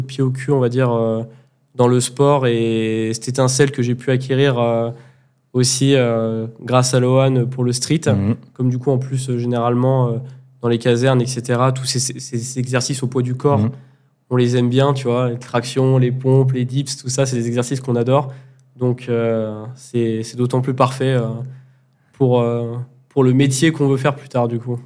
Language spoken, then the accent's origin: French; Grenoble, Auvergne-Rhône-Alpes, France; Je suis originaire de Grenoble aussi